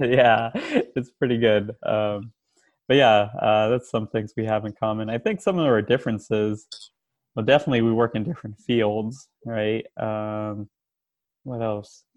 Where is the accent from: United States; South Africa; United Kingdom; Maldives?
United States; Bay Area, California; also born or lived in Richmond, California; now in Davis, United States; Grew up in the Bay Area. I lived out in Richmond. Right now I'm living out in Davis